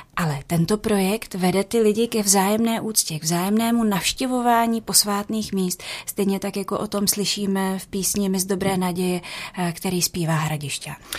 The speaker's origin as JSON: {"language": "Czech", "town": "Louny", "region": "Ústí nad Labem Region", "country": "Czechia", "tie": "born or raised there", "said": "já jsem se narodila v Lounech"}